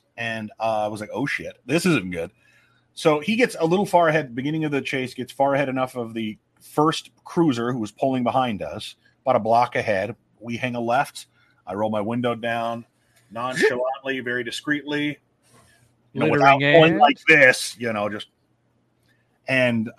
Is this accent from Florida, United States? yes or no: no; Omaha, Nebraska, United States; it's my hometown